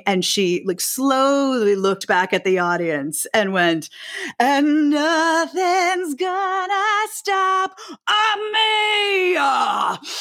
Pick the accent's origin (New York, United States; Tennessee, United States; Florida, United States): New York, United States; New York City; I grew up on the Upper West Side, so I grew up like five blocks from where I live now